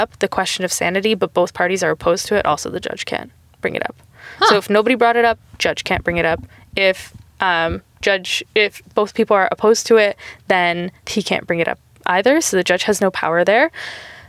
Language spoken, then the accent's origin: English; Canada; we're Canadian